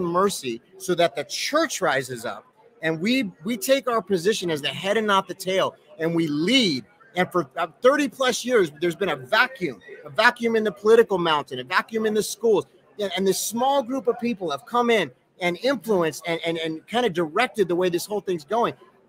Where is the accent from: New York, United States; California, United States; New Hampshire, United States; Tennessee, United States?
Tennessee, United States; Nashville; I mean, I come from Nashville, you know, there's like literally like a coffee shop on every corner.